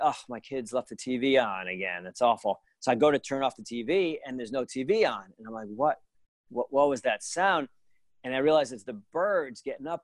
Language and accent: English; Providence, Rhode Island, United States; now in New Jersey, United States; I grew up in Providence, Rhode Island. I live in New Jersey